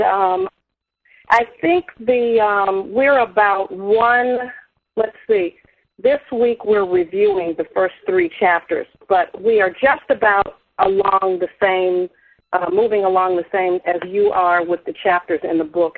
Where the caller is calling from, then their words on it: Chicago, Illinois, United States; I'm calling from Chicago